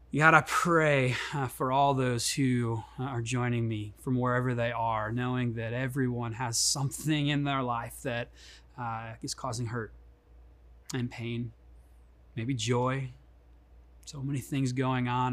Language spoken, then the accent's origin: English; Chicago, Illinois, United States; moved away; I grew up in Chicago. That's why I have this silky smooth uh, accent.